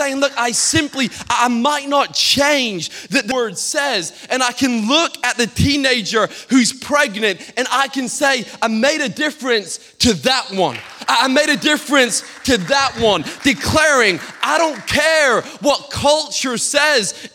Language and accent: English; Peterhead, Scotland, United Kingdom; I grew up in Peterhead, Scotland, the capital of the whitefish, capital of whitefish in the whole of Europe.